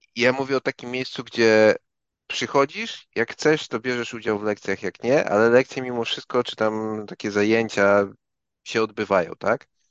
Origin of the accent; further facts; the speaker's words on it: Gdańsk, Pomeranian Voivodeship, Poland; ja z Gdańska jestem